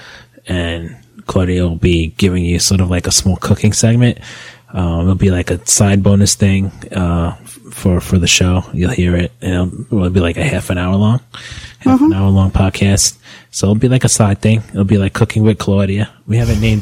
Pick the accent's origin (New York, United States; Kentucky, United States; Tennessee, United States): New York, United States; moved away as an adult; now in New Jersey, United States; Yes, we are from New York, and we are currently living in Jersey. And that's where we are. That's our home base. But we'll always be New Yorkers